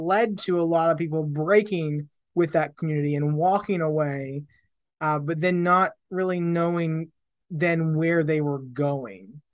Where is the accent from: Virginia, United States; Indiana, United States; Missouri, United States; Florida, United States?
Indiana, United States; Southern; moved away as an adult; also born or lived in Tulsa, Oklahoma; now in England; I grew up in Indiana, Southern Indiana